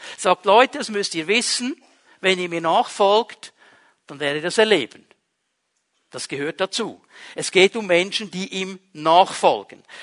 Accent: Switzerland; Wir sind Schweizer Bürger

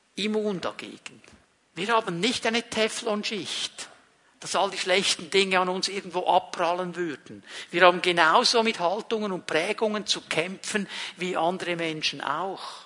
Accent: Switzerland; ich bin nicht Deutscher, ich bin Schweizer

